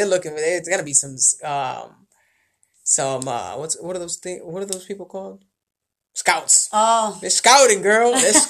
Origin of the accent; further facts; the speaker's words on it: Providence, Rhode Island, United States; I'm from Providence